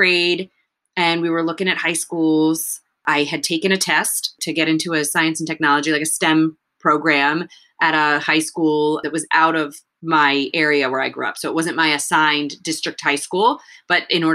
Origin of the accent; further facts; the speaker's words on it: United States; I understood English and I was born in the United States.